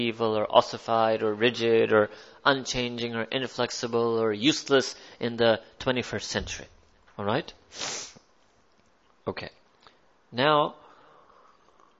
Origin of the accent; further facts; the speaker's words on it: United States; I was born in America